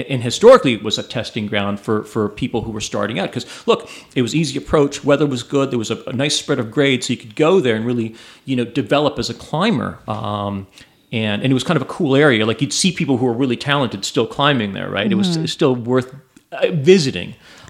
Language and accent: English; Ontario, Canada; I'm from Southern Ontario.